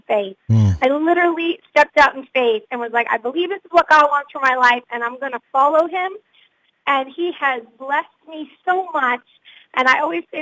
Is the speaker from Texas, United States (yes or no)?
no; Massachusetts, United States; I grew up in Massachusetts